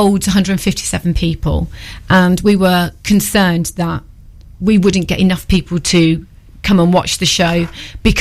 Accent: Cambridgeshire, East of England, United Kingdom; moved away as an adult; now in Newark, United Kingdom; So I am not from Newark originally. I'm from Cambridgeshire

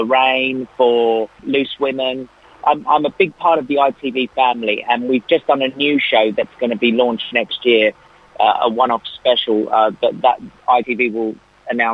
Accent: Australia; also born or lived in England; I was born in England, but I grew up in Australia

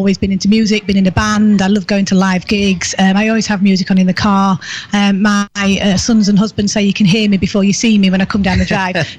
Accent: Doncaster, Yorkshire and the Humber, United Kingdom; now in Sheffield, United Kingdom; I grew up in Doncaster

